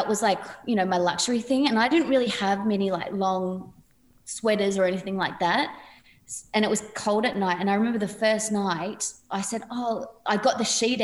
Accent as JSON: {"language": "English", "town": "Padstow Heights", "region": "New South Wales", "country": "Australia", "said": "I come from Padstow Heights, which is a pretty small place"}